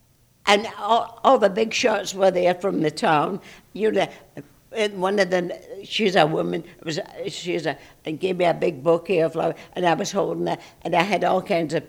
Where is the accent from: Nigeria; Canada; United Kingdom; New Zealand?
United Kingdom; Scotland; No, I'm not. I'm a Scotsman.